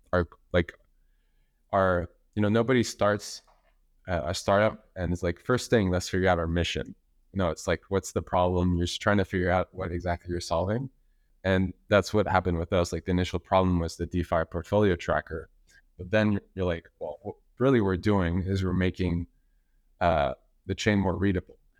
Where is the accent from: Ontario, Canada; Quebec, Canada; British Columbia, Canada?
Quebec, Canada; Montreal; I'm from Montreal. know, living there since, since forever.